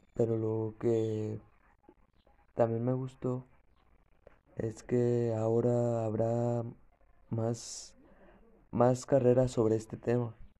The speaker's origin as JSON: {"language": "Spanish", "country": "Mexico"}